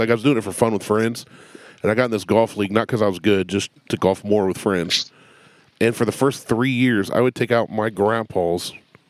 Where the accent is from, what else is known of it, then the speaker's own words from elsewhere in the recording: Columbus, Ohio, United States; also born or lived in Circleville, Ohio; I say I'm from Circleville, but I was born and lived a lot of my childhood in Columbus.